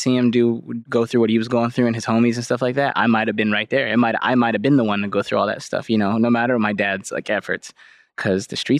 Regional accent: California, United States; So growing up in the East Bay, no matter you want to go to the streets or you don't, you're in the streets. That's where you live. That's where you're from.

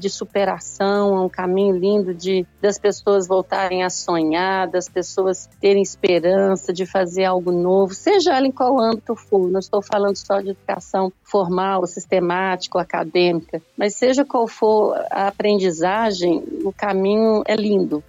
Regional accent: Belo Horizonte, Minas Gerais, Brazil; sou aqui do Brasil, de Belo Horizonte, de Minas Gerais, mineirinha

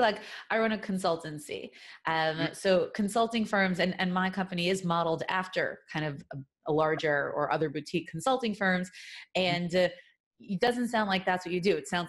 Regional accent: New York City, New York, United States; moved away; headquartered in Brooklyn, New York, my hometown, where I hail from originally, a really long time ago.

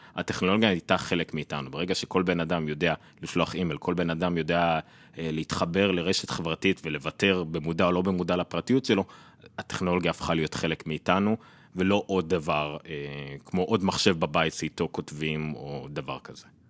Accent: Israel

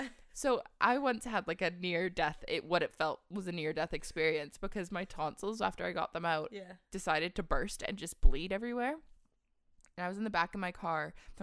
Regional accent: Squamish, British Columbia, Canada; I'm from Squamish, so the big rock.

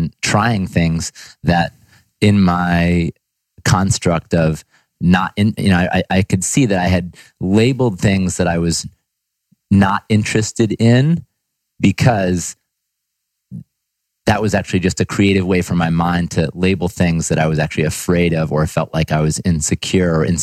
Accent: Ithaca, New York, United States; I'm from Ithaca, New York, so kind of upstate New York boy, country boy coming into the city

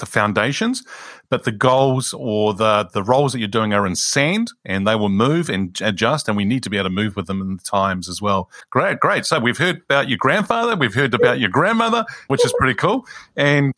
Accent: Greece; Greece is where I originate from

